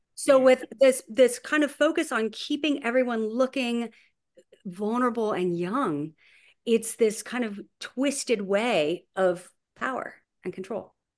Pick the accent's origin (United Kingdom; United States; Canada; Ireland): United States; Huntington Beach, California; I grew up in Huntington Beach, California